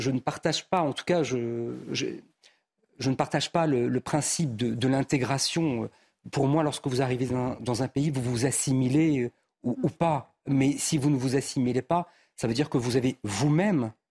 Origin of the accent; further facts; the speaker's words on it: France; j'ai fait le choix de la nationalité française parce que je suis français.